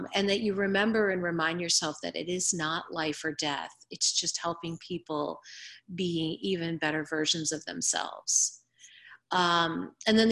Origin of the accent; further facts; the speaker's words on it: Ohio, United States; I'm from Ohio